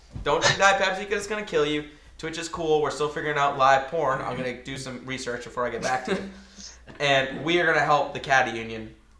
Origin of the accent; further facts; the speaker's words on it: Maine, United States; I'm from Maine